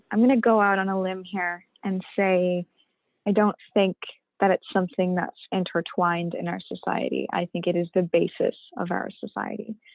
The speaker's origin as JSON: {"language": "English", "country": "Pakistan", "lives_now": "Canada", "said": "because I'm an immigrant, a Pakistani Canadian immigrant Muslim woman of color who wears a hijab, I get nothing, right?"}